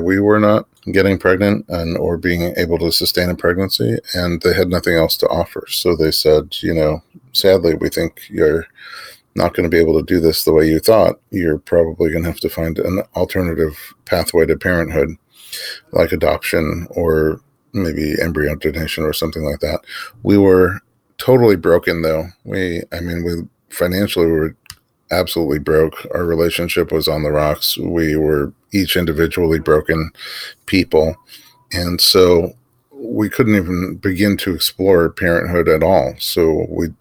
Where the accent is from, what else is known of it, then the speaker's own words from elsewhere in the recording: New York City, New York, United States; I grew up in New York City.